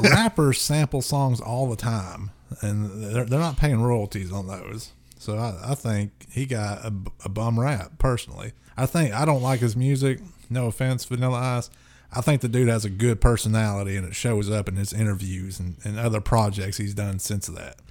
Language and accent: English; the South, United States